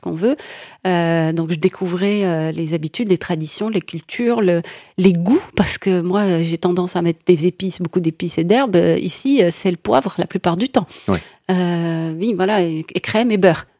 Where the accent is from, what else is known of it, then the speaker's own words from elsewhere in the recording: Morocco; moved away as an adult; now in France; Je viens du Maroc